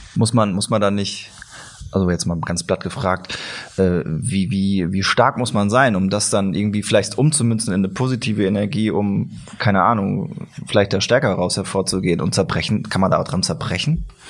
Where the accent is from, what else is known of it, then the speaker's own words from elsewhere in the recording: Siegen, North Rhine-Westphalia, Germany; Bei uns in Siegen